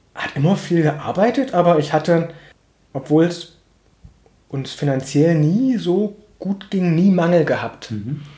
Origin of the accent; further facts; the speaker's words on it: Plauen, Saxony, Germany; ich bin in Plauen aufgewachsen, war das in den 90er Jahren